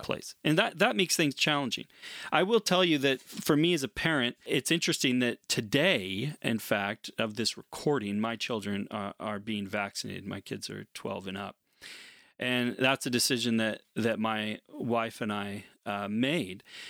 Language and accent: English; United States; as an American